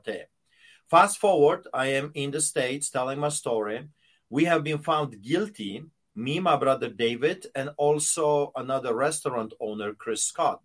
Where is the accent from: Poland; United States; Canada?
Poland; moved away; when I was growing up in Poland, behind the Iron Curtain